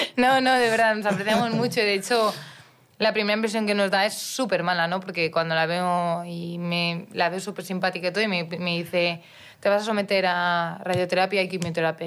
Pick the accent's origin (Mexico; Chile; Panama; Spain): Spain; Mallorca, Balearic Islands; now in Madrid, Spain; tenía que irme de mi pueblo a, Palma, que es ciudad que tenía 70 kilómetros de ida y 70 de vuelta. Yo, 14 años